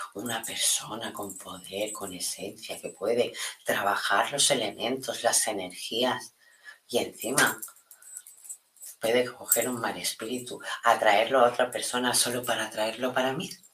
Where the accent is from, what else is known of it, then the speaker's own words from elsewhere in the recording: Spain; aquí en España